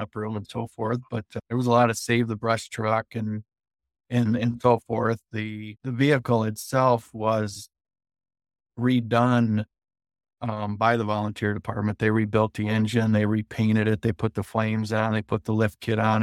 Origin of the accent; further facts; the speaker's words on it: Chesaning, Michigan, United States; I'm from Chestnut, Michigan.